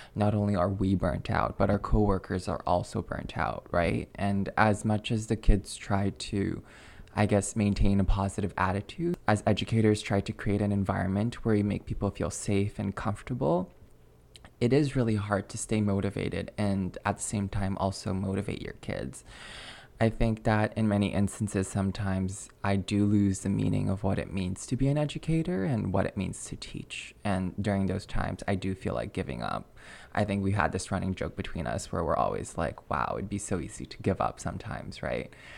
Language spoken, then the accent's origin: English; Alberta, Canada; moved away as an adult; now in Quebec, Canada; Growing up in Canada, it's technically bilingual, but Alberta's a pretty monolingual province.